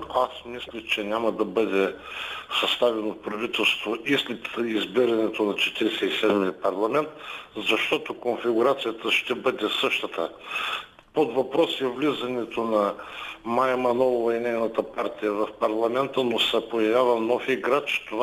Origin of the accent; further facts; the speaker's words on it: Ruse, Ruse Province, Bulgaria; … съм от Русе.